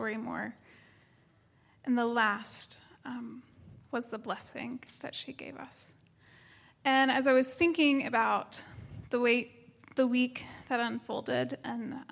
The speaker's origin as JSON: {"language": "English", "region": "East Tennessee", "country": "United States", "tie": "born or raised there", "said": "I grew up in East Tennessee, primarily in a white community."}